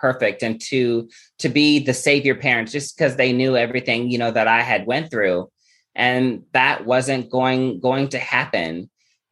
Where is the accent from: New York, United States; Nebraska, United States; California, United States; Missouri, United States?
Nebraska, United States; Omaha; I'm from Omaha, Nebraska.